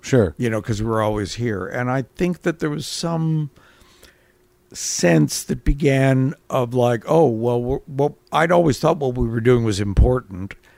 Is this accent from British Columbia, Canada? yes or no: no; Toronto, Ontario, Canada; moved away as an adult; also born or lived in London; when I was growing up in Toronto